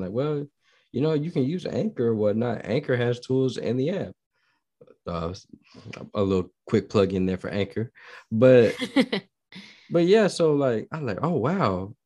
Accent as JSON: {"language": "English", "region": "Midwest", "country": "United States", "moved": "yes", "lives_now": "Texas, United States", "said": "I'm not from Texas, I've been in mid, I'm, I'm from the Midwest"}